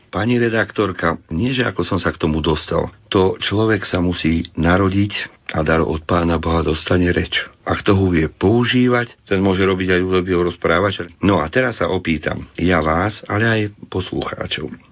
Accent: Detva, Banská Bystrica Region, Slovakia; also born or lived in Trhanová (Podkriváň); som z Detvy, rodák z Podpoľany, narodený na Trhanovej

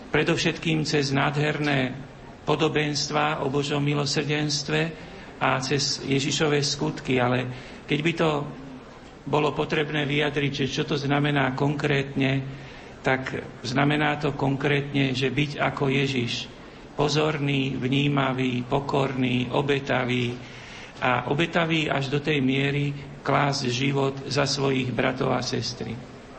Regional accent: Slovakia; sme tu prítomní ako členovia určitého národa, že sme zo Slovenska

